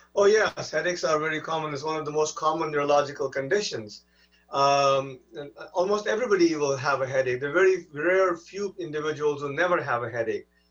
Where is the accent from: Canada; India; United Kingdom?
India; now in United States; I'm not uh, you know, from this country originally. I'm, I'm from India